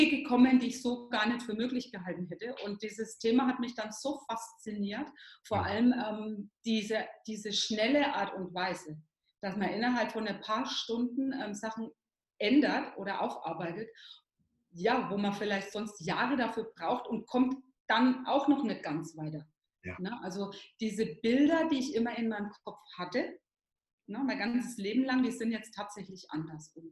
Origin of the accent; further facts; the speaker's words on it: Coburg, Bavaria, Germany; genau, ich komme hier aus Coburg, bin Hypnose-Coach in Coburg